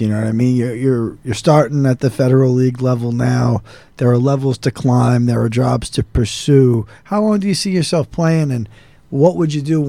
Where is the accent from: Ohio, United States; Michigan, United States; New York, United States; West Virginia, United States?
New York, United States; New York City; I'm from New York City.